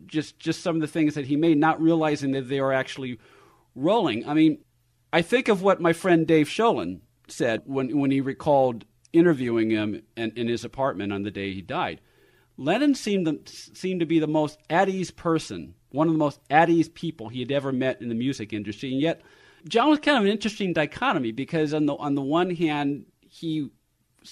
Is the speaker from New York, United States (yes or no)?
no; San Francisco, California, United States; I grew up in Northern California. Specifically, I grew up in San Francisco